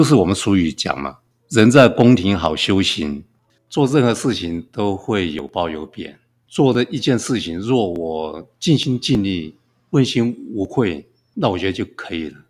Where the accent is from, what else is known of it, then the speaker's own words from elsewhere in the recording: Kaohsiung, Taiwan; now in Hualien, Taiwan; 那我出生在高雄，当时是叫冈山镇。那冈山是一个空军基地。那我的父亲是是空军啊、呃，我有五个兄弟，还有一个妹妹。军人子弟生活都是很清苦。